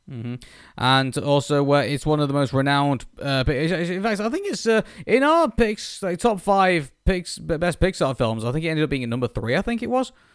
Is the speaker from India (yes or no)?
no; United Kingdom; as a Brit